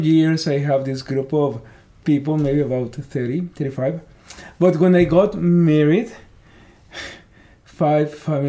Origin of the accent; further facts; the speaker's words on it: Mexico; English is a second language; moved away as an adult; also born or lived in Pico Rivera, California / Northern California; now in United States; I'm from Mexico.